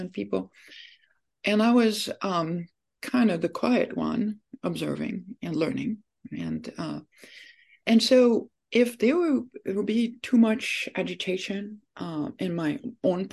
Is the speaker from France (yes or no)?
yes; France; moved away as an adult; now in United States; I was born in France, and when I was 19